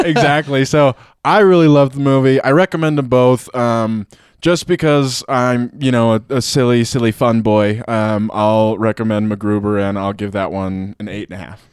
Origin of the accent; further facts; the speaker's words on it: Pueblo, Colorado, United States; I'm from Pueblo